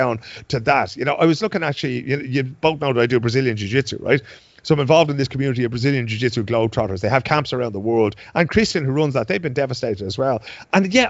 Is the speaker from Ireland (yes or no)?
yes; Dublin, Leinster, Ireland; moved away as an adult; now in Sweden; I've lived here for 21 years. I know the Swedes better than they know themselves, right? I grew up in Dublin